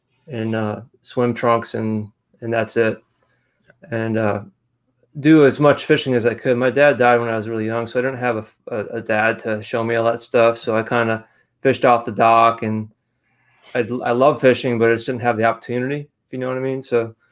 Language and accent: English; New York, United States; It's hard to lose it. But anyway, I grew up on the Finger Lakes.